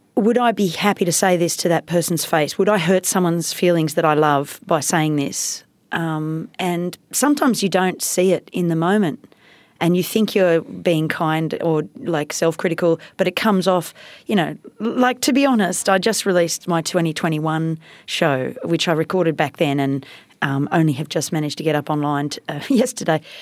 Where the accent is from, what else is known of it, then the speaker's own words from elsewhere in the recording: India; moved away; I grew up in India